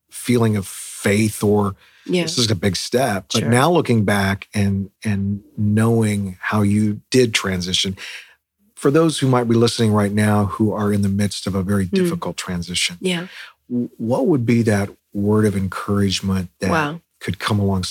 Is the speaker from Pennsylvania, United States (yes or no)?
no; Los Angeles, California, United States; moved away; LA is my home. I grew up in Los Angeles.